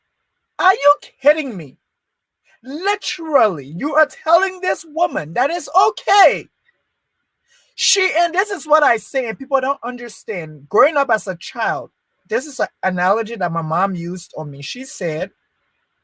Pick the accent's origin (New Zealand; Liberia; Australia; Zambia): Liberia; moved away; I was born in Liberia. I was raised in Liberia.